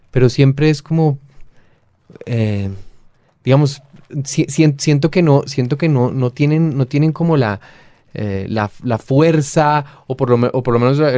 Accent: Bogotá, Colombia; also born or lived in Sotaquirá, Boyacá; yo soy bogotano, bogotano, familia bogotana y familia boyacense, digamos de Sotaquirá

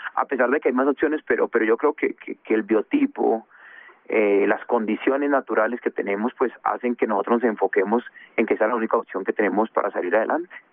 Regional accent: Bogotá, Colombia; also born or lived in Condoto, Chocó; yo yo nací en Condoto, uh chocó muy temprano, cuando tenía diez eh, dos años me, trajo mi papá para Bogotá, se vino toda mi familia para Bogotá, entonces estuvimos aquí y, bueno, aquí aquí nos educamos, aquí nos nos criamos

